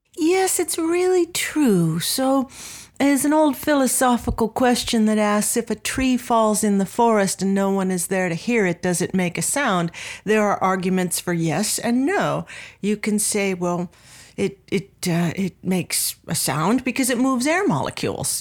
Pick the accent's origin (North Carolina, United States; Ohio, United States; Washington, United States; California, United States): California, United States; Anaheim; I grew up in Southern California in Anaheim